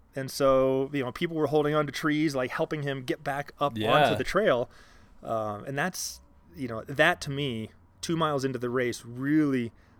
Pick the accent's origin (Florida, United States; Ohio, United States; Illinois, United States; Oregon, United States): Ohio, United States; Columbus; now in Littleton, United States; So I'm originally from Ohio, and we're here actually sitting in Littleton, Colorado now.